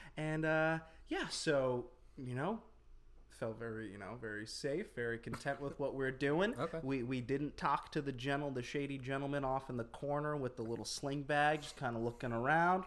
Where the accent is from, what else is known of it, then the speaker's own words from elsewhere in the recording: Florida, United States; moved away; I spent 14 years of my adolescence growing up in Florida